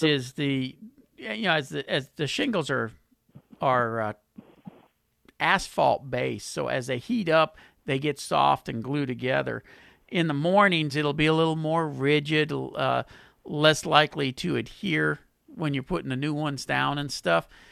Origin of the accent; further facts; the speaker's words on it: Pasadena, United States; my hometown of Pasadena